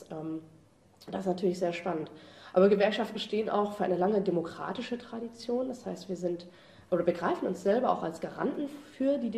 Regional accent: Cologne, North Rhine-Westphalia, Germany; Ja, ich komme aus Köln.

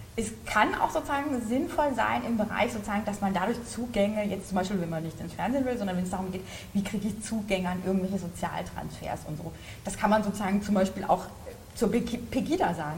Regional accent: Hesse, Germany; ich komme aus Hessen

